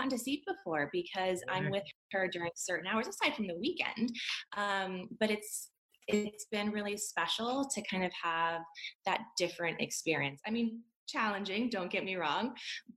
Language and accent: English; California, United States; I grew up in California